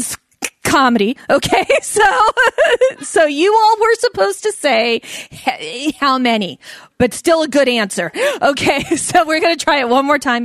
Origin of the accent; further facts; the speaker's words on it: Alameda, California, United States; also born or lived in San Leandro, California; I grew up in Alameda and in San Leandro